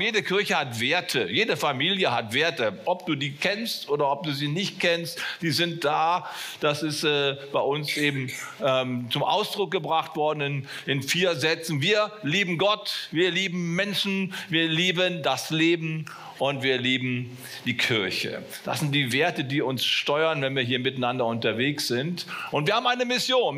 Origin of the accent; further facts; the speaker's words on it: Bonn, North Rhine-Westphalia, Germany; wo ich aufgewachsen bin in Bonn